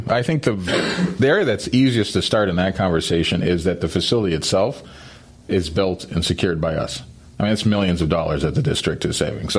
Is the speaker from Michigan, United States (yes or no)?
no; New Mexico, United States; moved away as an adult; also born or lived in Colorado / Philadelphia / California / Ohio; So when I was born in Colorado, zero. I grew up in New Mexico, 10. Went to college in Philly, 20. Went to California, 30. Moved to Ohio, 40.